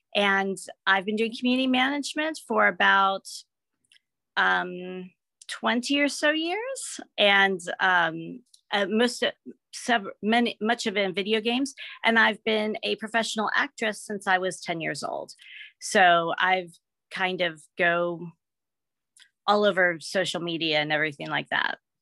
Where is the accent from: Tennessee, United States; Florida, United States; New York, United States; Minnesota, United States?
Tennessee, United States; Memphis; also born or lived in Seattle area; now in Seattle, United States; when I grew up in Memphis, Tennessee